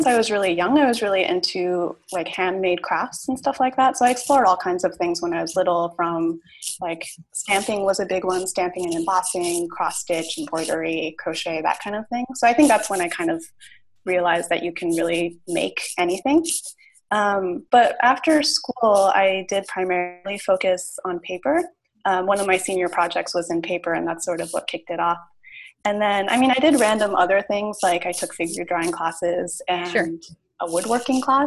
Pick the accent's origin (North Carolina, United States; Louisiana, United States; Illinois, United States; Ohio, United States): Ohio, United States; moved away; also born or lived in Pittsburgh; I grew up in Ohio.